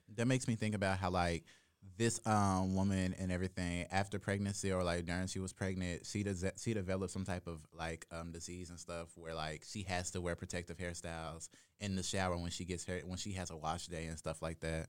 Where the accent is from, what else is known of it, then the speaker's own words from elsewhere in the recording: Jackson, Mississippi, United States; I'm from Jackson, Mississippi